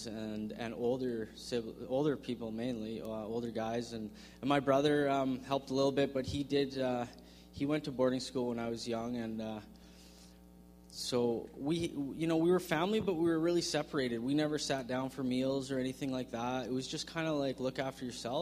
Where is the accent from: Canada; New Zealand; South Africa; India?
Canada; Victoria, British Columbia; I grew up in Victoria